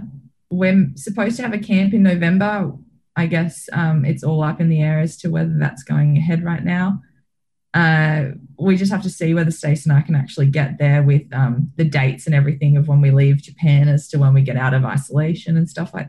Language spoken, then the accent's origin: English; Australia; being an Australian